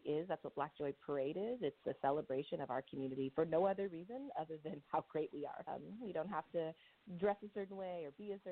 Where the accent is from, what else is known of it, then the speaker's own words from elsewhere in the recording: Sacramento, California, United States; moved away as an adult; now in Oakland, United States; I'm originally from Sacramento area